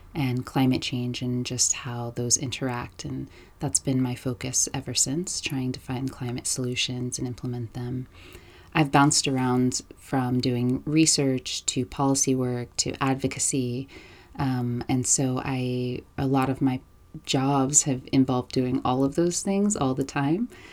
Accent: New York City, New York, United States; moved away as an adult; now in Los Angeles, United States; I live in Los Angeles now. I'm originally from New York

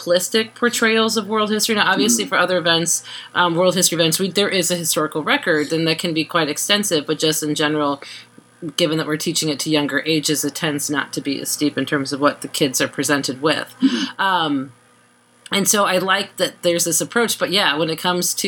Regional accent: United States; me as an American

